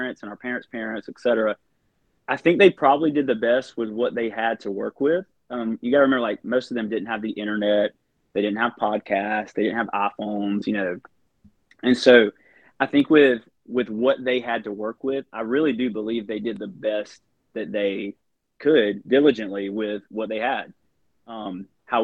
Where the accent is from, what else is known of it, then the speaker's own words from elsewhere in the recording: the Bible Belt, United States; we all grew up in the Bible Belt